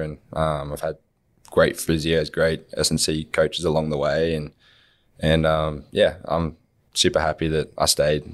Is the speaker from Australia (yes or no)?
yes; Wollongong, New South Wales, Australia; growing up in Wollongong